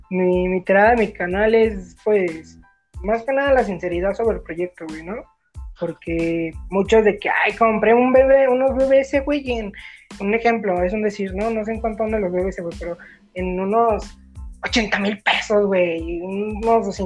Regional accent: Mexico; sí, pues como todo, como todo mexicano, güey.

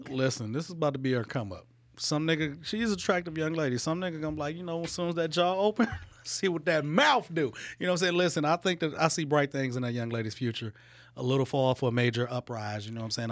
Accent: Detroit, Michigan, United States; I grew up in Detroit

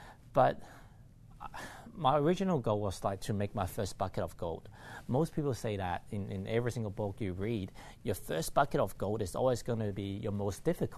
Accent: Hong Kong; And to me, like, I came from Hong Kong.

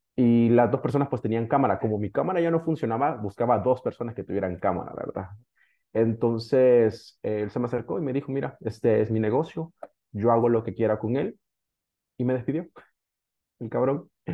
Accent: El Salvador; yo soy originariamente de El Salvador

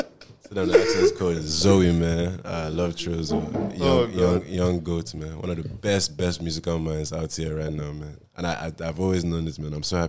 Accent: Costa Rica; I'm from Costa Rica, man. I don't do like that.

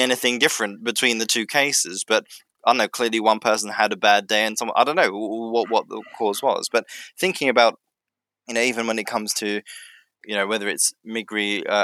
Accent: United Kingdom; now in Finland; being a British citizen.

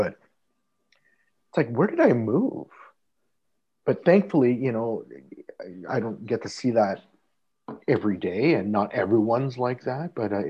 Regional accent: Toronto, Ontario, Canada; You know, like I came from Toronto. That's like the most multicultural city in the world, more so than New York.

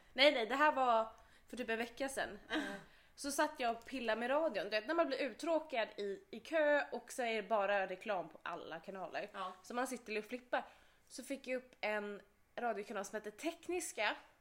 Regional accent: Skåne, Sweden; accent: Scanian; jag kan inte få till en göteborgska. Jag får in skånskan

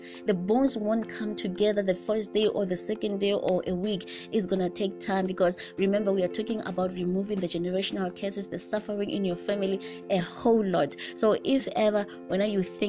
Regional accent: South Africa; in my culture as a South African

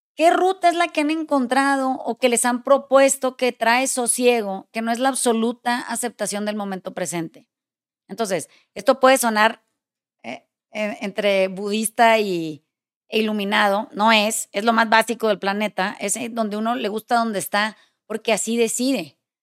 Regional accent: Mexico; soy mexicana

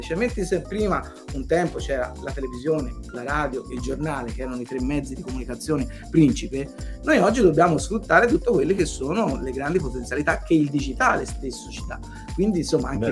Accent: Montelupo Fiorentino, Tuscany, Italy; sono stato anche amministratore locale del, del, mio paese, che è un piccolo paese a 20 minuti da Firenze, si chiama Montelupo Ferentino

